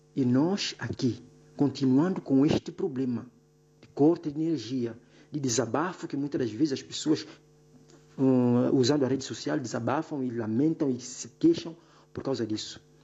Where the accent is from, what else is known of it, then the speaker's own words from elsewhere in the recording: São Tomé & Príncipe; todos nós, Santo santomenses